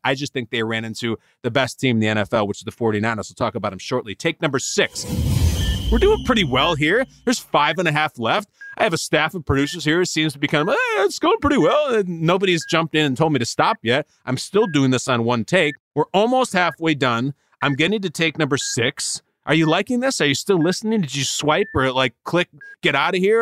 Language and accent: English; Chicago, Illinois, United States; I'm born and raised in the Chicago area